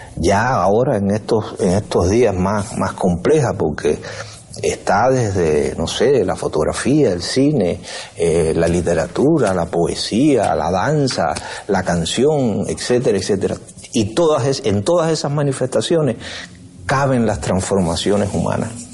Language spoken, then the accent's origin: Spanish; San Antonio de los Baños, Artemisa, Cuba; also born or lived in Havana; San Antonio de los Baños, que es mi pueblo